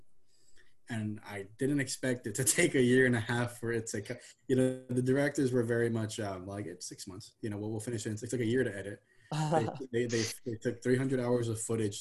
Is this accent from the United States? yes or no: yes; Texas, United States; I'm from Texas